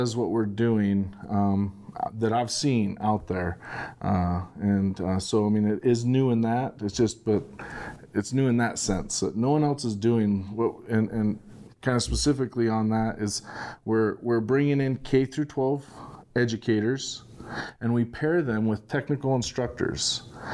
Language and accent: English; Southeast Idaho, United States; also born or lived in Oregon; I grew up here in Southeast Idaho